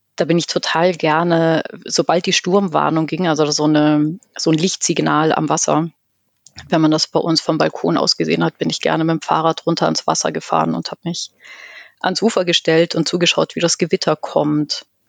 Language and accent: German; Chiemgau, Bavaria, Germany; ich komme aus dem Chiemgau, vom Land